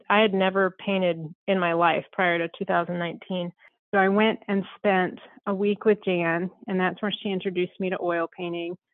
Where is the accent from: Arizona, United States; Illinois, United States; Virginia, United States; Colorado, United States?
Colorado, United States; Southern; I was born and raised in Southern Colorado and very much in ranching community and lifestyle